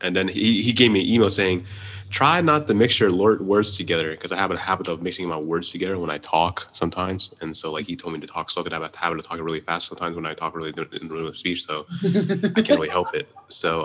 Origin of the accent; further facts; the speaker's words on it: Pittsburgh, Pennsylvania, United States; I'm a filmmaker from the Pittsburgh area